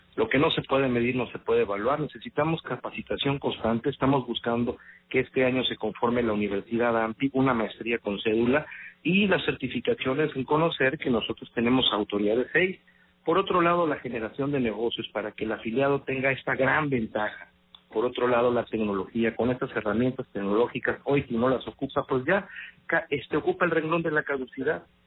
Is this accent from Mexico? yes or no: yes; Veracruz, Mexico; soy un veracruzano de nacimiento y de corazón